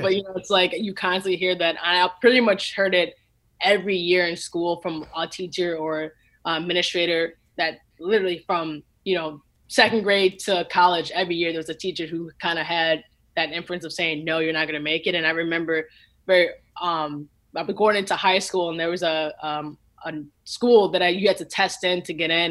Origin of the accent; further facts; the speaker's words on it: Lincolnwood, Illinois, United States; I grew up in Lincolnwood, Illinois